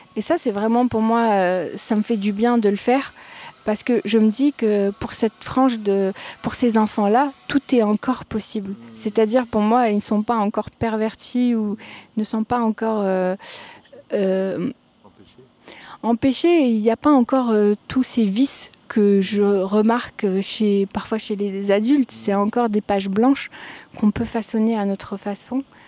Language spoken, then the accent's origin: French; Algeria; also born or lived in Paris; je suis algérienne